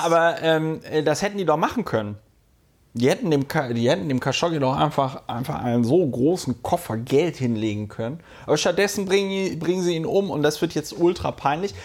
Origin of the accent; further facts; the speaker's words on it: Germany; now in Berlin, Germany; im äh, Rheinland, wo ich aufgewachsen bin